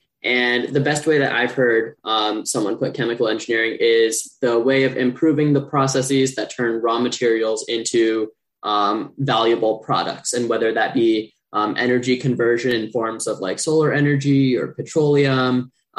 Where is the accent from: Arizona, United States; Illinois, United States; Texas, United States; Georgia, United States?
Illinois, United States; Naperville; moved away as an adult; now in Los Angeles, United States; I am not from California. And in fact, I am from Naperville, Illinois.